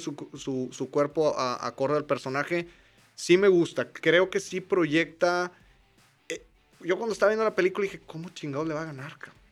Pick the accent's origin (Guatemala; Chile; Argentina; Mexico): Mexico; somos mexicanos